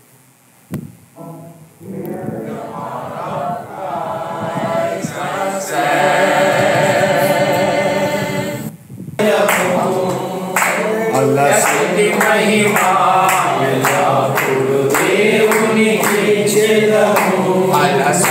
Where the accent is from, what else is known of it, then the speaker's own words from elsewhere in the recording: United States; we are reminded of how individualized we are as American Christians.